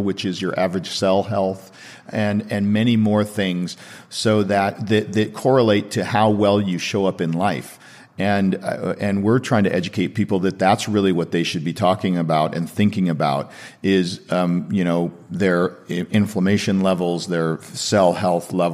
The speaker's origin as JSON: {"language": "English", "town": "Seattle", "region": "Washington", "country": "United States", "moved": "yes", "lives_now": "Santa Monica, United States", "said": "I'm from Seattle"}